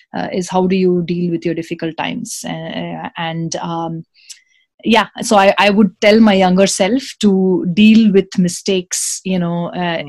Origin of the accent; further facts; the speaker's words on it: Singapore; moved away as an adult; also born or lived in India / Sydney, Australia; now in United States; i was born in india uh, and I was raised in Singapore. I went to went to high school in Singapore.